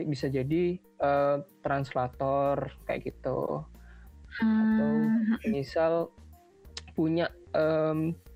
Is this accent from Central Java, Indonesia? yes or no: no; Malang, East Java, Indonesia; moved away; aku kan ini asalnya dari Malang